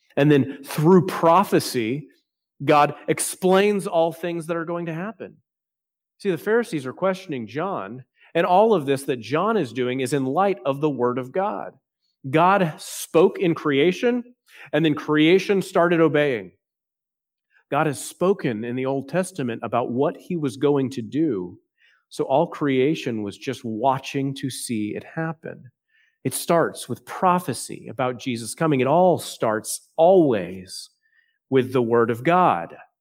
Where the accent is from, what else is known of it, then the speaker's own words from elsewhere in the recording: Texas, United States; now in South Carolina, United States; I'm still thinking as a Texan.